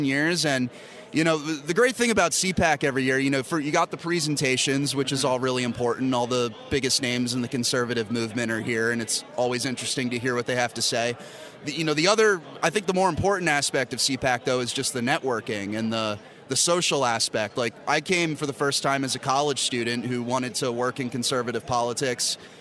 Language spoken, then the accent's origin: English; Bucks County, Pennsylvania, United States; born or raised there; also born or lived in Northeast Philadelphia